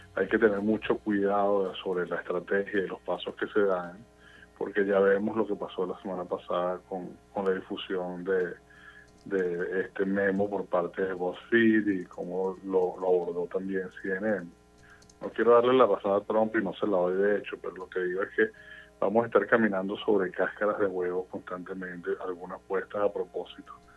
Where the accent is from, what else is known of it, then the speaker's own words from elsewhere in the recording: Venezuela; now in United States; viniendo de un país polarizado como Venezuela, donde, de donde vengo yo